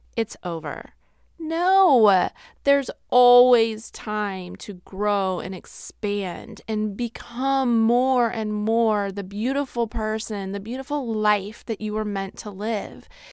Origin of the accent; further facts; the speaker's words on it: Midwest, United States; we are from the Midwest